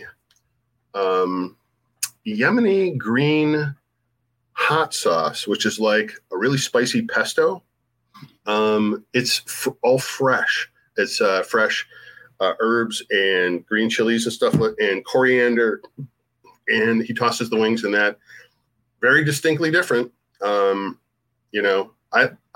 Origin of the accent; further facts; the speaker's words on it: Buffalo, New York, United States; I grew up on Buffalo pizza